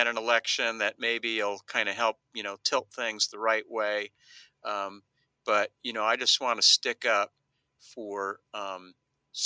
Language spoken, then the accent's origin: English; Lexington, Kentucky, United States; I grew up in Lexington, Kentucky